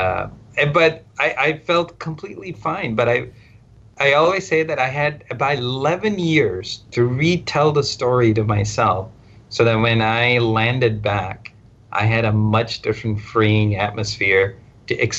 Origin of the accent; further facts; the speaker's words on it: India; English is a second language; moved away as an adult; also born or lived in Stafford, Texas, United States / Southwest Virginia, United States; now in United States; Then I went back to India